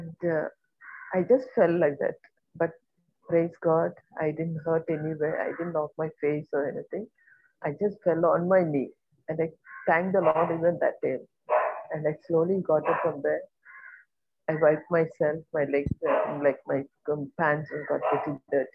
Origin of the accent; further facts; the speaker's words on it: India; I am from India.